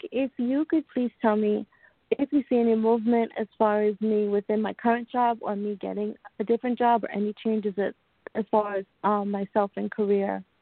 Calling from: New York, United States

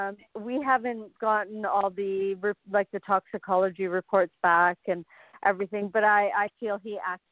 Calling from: Innisfil, Ontario, Canada; I'm calling from Innisfil, Ontario, Canada.

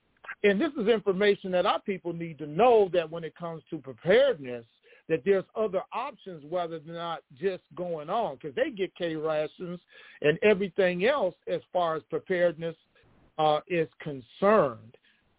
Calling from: Detroit, Michigan, United States; I'm from Detroit.

